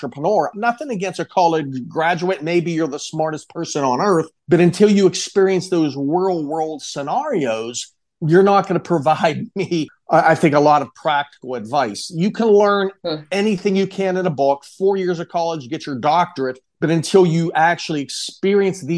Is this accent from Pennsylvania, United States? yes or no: yes; Pittsburgh, Pennsylvania, United States; moved away as an adult; now in Tampa, United States; I'm originally from Pittsburgh, Pennsylvania